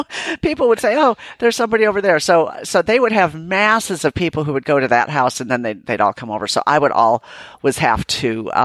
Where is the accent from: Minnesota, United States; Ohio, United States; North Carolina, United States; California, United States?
Minnesota, United States; I grew up in Minnesota